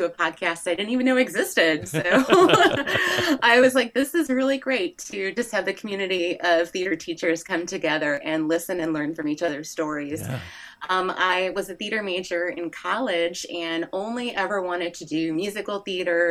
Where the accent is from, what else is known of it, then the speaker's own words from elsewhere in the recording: Ohio, United States; moved away as an adult; also born or lived in South Korea; now in Texas, United States; I'm from Ohio.